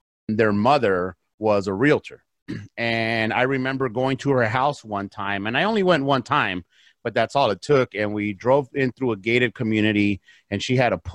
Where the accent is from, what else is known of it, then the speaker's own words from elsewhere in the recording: South Gate, California, United States; English is a second language; I grew up in a town called Southgate